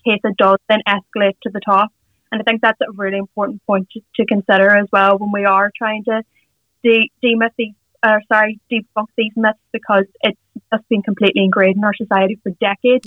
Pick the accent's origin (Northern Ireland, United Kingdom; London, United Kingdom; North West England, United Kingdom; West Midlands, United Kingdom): Northern Ireland, United Kingdom; Derry; we're both from Derry we actually went to the same nursery school, the same primary school, the same secondary school